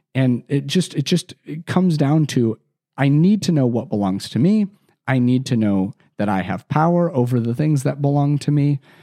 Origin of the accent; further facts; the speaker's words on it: Chicagoland, Illinois, United States; I grew up in Chicago, still live there today, and, or Chicagoland, I should say, 'cause I was not from the city proper